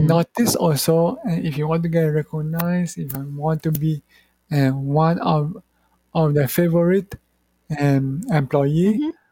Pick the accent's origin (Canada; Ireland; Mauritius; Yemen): Mauritius; English is a second language; moved away as an adult; also born or lived in Malaysia / Australia; now in Taiwan; I'm from Mauritius.